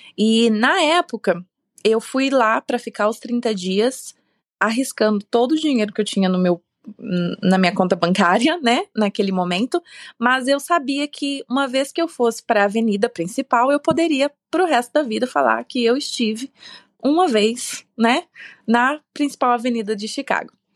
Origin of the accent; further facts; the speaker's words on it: Sorriso, Mato Grosso, Brazil; moved away as an adult; now in United States; eu nasci numa cidade bem pequena do Brasil, lá no interior, é uma cidade chamada Sorriso, no estado de Mato Grosso. E pelo menos na minha região, eu cresci rodeada com fazendas